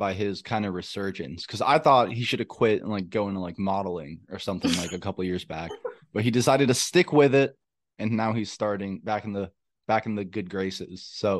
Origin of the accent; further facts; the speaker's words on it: Dallas, Texas, United States; We're from Dallas